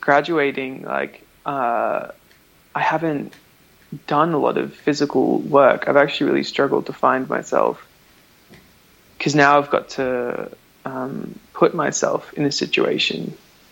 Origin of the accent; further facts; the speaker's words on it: Canberra, Australian Capital Territory, Australia; also born or lived in Melbourne; now in Sweden; I was born on Ngunnawal Land in Canberra, and then I moved to Melbourne and I studied dance at the Victorian College of the Arts